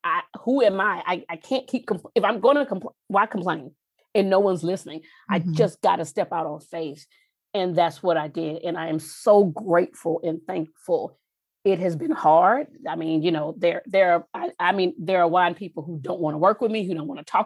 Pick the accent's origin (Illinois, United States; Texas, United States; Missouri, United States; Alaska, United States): Texas, United States; I grew up in Texas